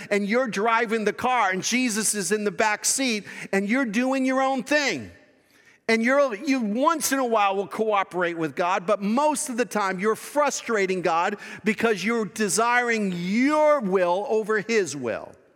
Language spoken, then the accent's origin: English; Boston, Massachusetts, United States; that's my hometown.